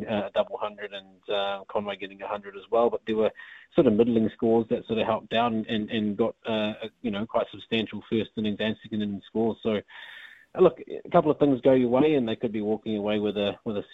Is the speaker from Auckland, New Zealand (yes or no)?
yes; Auckland, New Zealand; Ajaz and I come from West Auckland. We're from the same sort of area